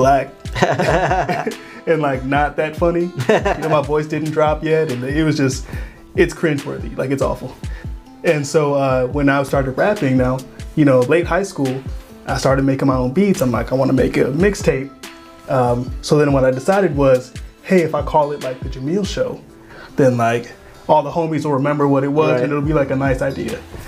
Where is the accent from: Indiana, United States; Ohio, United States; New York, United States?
Ohio, United States; Willoughby; also born or lived in Cincinnati / Columbus; I grew up in Willoughby, and then I stay out in Heights now